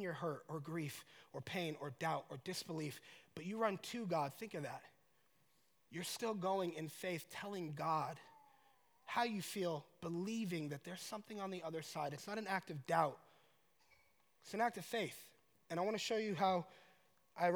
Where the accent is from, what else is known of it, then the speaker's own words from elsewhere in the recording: Colorado Springs, Colorado, United States; I'm from Colorado Springs